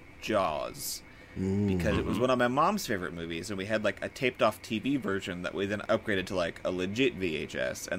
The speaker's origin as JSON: {"language": "English", "area": "Bottineau", "region": "North Dakota", "country": "United States", "tie": "born or raised there", "also_born_or_lived": "Fargo, North Dakota"}